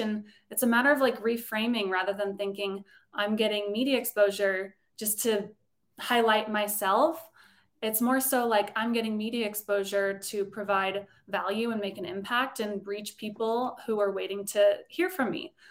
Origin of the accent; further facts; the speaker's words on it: Colorado, United States; moved away; also born or lived in Los Angeles; I grew up in Colorado